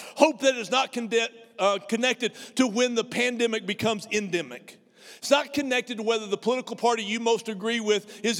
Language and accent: English; near Amarillo, Texas, United States; I grew up in 50 miles from a nuclear weapons assembly plant called Pantex outside of Amarillo